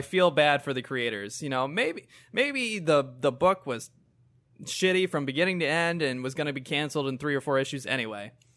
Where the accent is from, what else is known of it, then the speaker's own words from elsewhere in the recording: United States; as an American